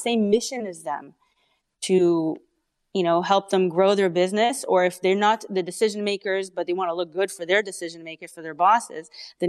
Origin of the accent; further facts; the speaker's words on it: Israel; English is a second language; now in Canada; Yeah, I'm Canadian. yeah, Israeli and then Canadian. But I can't shake off the accent.